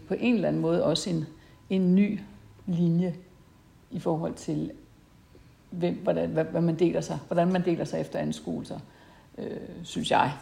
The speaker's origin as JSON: {"language": "Danish", "town": "Esbjerg", "region": "Southern Denmark", "country": "Denmark", "said": "jeg var fra Esbjerg, og fiskeriet, det fyldte faktisk"}